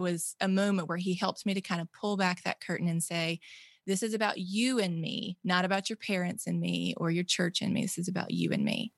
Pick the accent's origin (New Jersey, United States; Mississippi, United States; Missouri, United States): Mississippi, United States; born or raised there